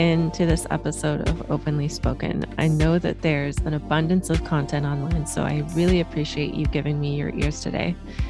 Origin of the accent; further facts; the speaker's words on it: Germany; born there; moved away; I waitressed through college because I was born in Germany. So my immigration status at the time, I couldn't apply for loans.